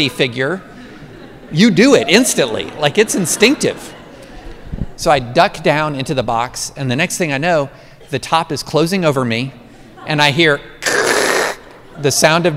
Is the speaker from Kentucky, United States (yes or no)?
yes; Georgetown, Kentucky, United States; I grew up in Central Kentucky, class of 87, Scott County High. I was at Scott County in Georgetown before Toyota